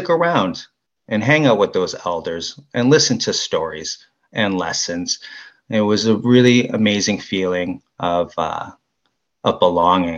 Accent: Toronto, Ontario, Canada; also born or lived in Six Nations, Ontario; although my family and ancestors are from the James Bay region, Ottawa Piscet, I was born in Toronto

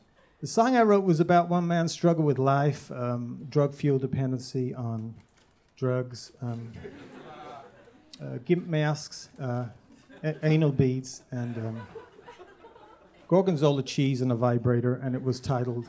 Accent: Duluth, Minnesota, United States; I'm from Duluth, Minnesota, USA.

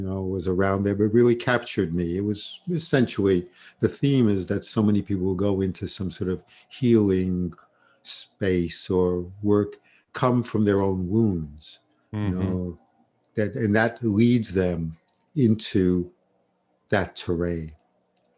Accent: New York City, New York, United States; I grew up in Brooklyn and New York

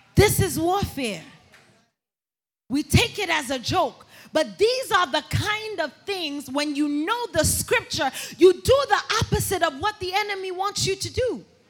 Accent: New York City, New York, United States; I'm from Brooklyn, New York

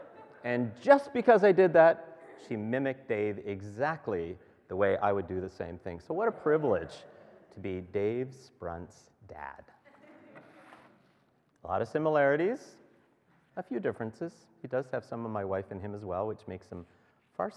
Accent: Beckwith, Ontario, Canada; we're from Beckwith.

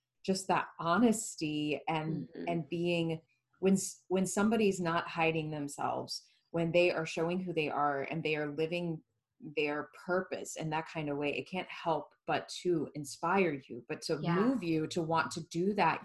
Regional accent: Florida, United States; growing up in Florida, where it was that way

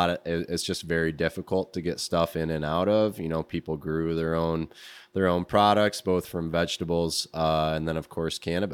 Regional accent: Alaska, United States; now in Grand Rapids, United States; My earlier years, I was born in Alaska and grew up.

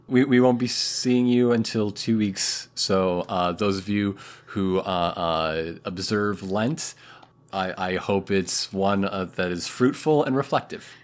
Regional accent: United States; As an American

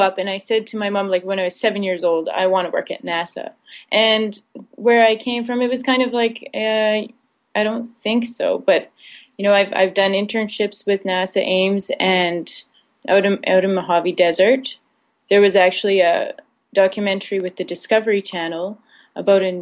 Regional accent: Saskatchewan, Canada; I grew up in Saskatchewan

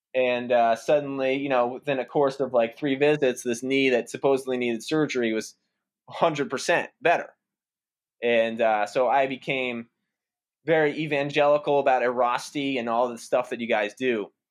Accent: outside the Boston area, Massachusetts, United States; So, I grew up in Massachusetts, uh, outside the Boston area

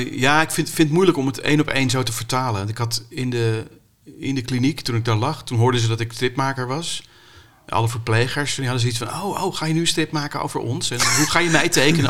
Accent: Amstelveen, North Holland, Netherlands; ik kom uit Amstelveen

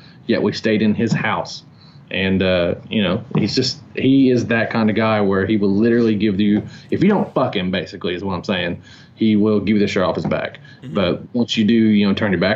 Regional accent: Knoxville, Tennessee, United States; we're from Knoxville, you know, from Tennessee

